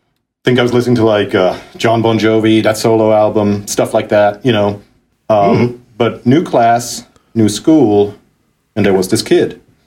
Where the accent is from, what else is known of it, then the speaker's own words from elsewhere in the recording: Basel, Basel-Stadt, Switzerland; moved away as an adult; now in North Carolina, United States; I grew up in Basel, which is northwest Switzerland.